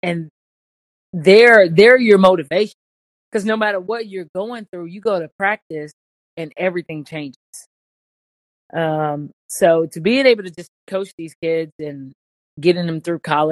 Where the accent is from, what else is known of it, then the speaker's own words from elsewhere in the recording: Luxora, Arkansas, United States; moved away as an adult; also born or lived in Hattiesburg, Mississippi / Calais, France; I'm from a small town called Luxora. I mean, it's in the Arkansas Delta